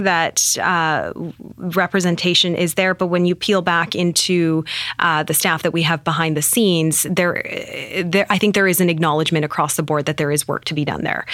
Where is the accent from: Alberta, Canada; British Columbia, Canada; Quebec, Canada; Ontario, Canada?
British Columbia, Canada; Penticton; Penticton, born and raised there.